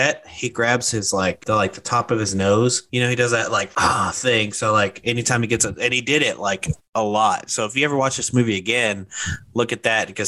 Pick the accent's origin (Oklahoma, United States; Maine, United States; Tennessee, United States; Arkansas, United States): Arkansas, United States; Hot Springs; moved away; I'm originally from Hot Springs, Arkansas